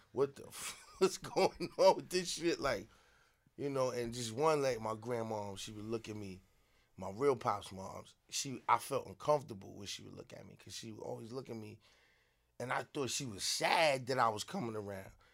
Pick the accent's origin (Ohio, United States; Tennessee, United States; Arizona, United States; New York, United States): New York, United States; New York City; also born or lived in South Jamaica, Queens; I moved to Queensbridge when I was about five, six years old